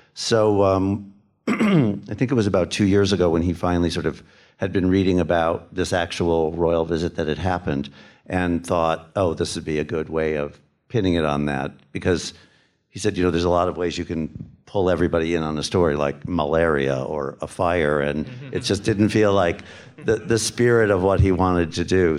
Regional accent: United States; going in as an American

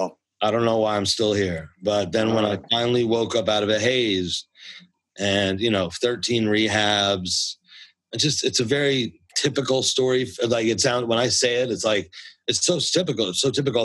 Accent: United States; moved away as an adult; also born or lived in New Jersey / Connecticut / Westchester / Bronx, New York; now in Los Angeles, United States; My family comes from the Bronx, which is an important part of my story. And although I always grew up as a kid in Jersey and Connecticut and Westchester, the Bronx always pulled me back

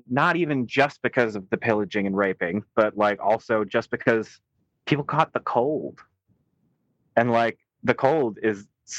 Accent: United States; I just have a Canadian citizenship. I'm from America.

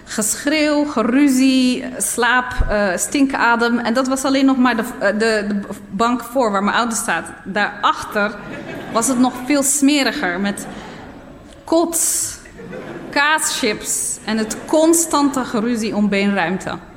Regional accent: Nador, Oriental, Morocco; born there; En van daaruit was het nog een paar uur, een halve dag of zo, rijden naar eh, mijn geboortedorp. Niet omdat het ver was, maar vanwege de kronkelwegen.

